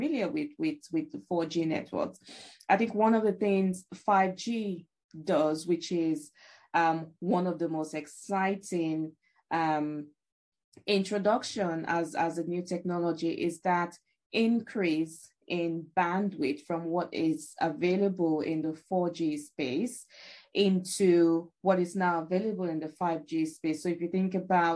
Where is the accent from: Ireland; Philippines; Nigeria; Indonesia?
Nigeria; moved away; I grew up in Africa, in Nigeria specifically